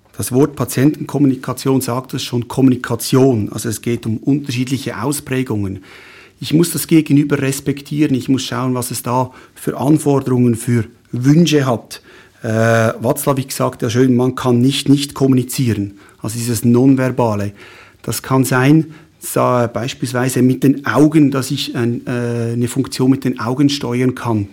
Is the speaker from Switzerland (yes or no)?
yes; Schwyz, Switzerland; also born or lived in Fribourg / Lucerne; Ich bin im Kantons, in der Kantonsschule in Schwyz äh, zur Schule gegangen, habe dort die Matura gemacht